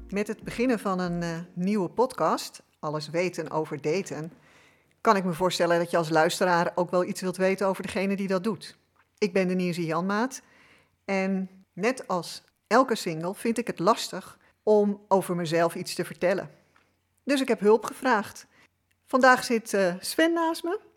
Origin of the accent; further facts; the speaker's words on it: Amsterdam, North Holland, Netherlands; ik ben geboren in Amsterdam. Dus ik ben een echte Amsterdamse